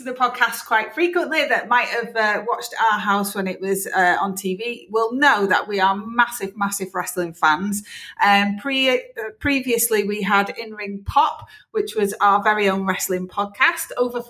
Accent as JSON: {"language": "English", "town": "Leigh", "region": "North West England", "country": "United Kingdom", "said": "So I'm actually from Lee, which is very close to where your dad's from."}